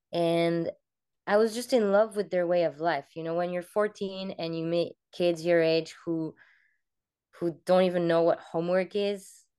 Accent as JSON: {"language": "English", "country": "Cameroon", "tie": "born or raised there", "also_born_or_lived": "France", "said": "I grew up in many different places. Mostly, I was born in France, and then 2 weeks later, we moved to Cameroon, Africa. So my very first memories were over there."}